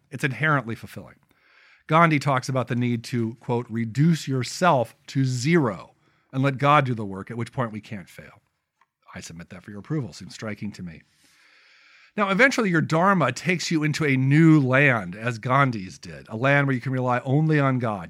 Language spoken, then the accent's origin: English; United States; being an American